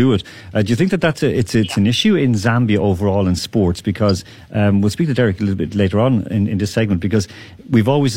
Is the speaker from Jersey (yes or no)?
no; Ireland; I'm from Ireland